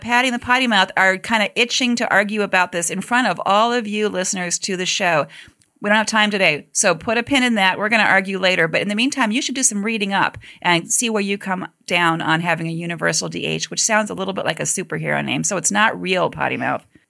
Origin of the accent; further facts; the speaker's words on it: Cleveland, Ohio, United States; now in Washington, United States; my hometown of Cleveland